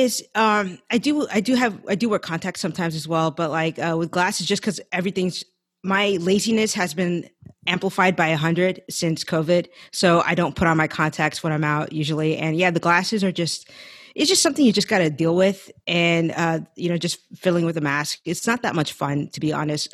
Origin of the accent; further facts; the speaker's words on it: San Francisco Bay Area, California, United States; moved away as an adult; now in Los Angeles, United States; I grew up in the Bay Area, I was born and raised there